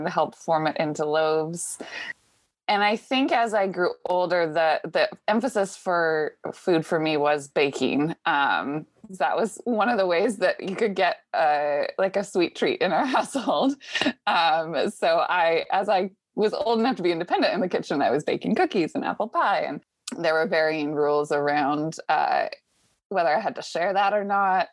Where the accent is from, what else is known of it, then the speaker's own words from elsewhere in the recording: Washington, United States; moved away as an adult; now in Boston, United States; I grew up in Washington State and came to Boston for grad school